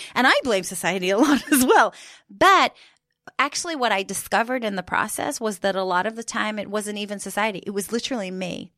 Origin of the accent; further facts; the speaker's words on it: Jerusalem, Jerusalem District, Israel; moved away as an adult; now in United Kingdom; so I grew up in Jerusalem